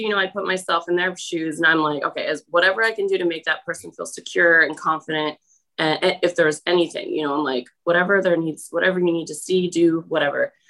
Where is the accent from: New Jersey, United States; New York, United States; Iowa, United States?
New Jersey, United States; also born or lived in St. Louis, Missouri; I'm from New Jersey